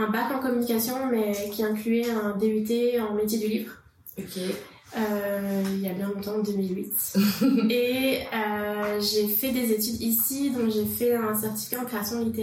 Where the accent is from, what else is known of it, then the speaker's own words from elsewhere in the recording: France; moved away as an adult; now in Quebec, Canada; je suis française d'origine. Je suis arrivée au Québec en 2012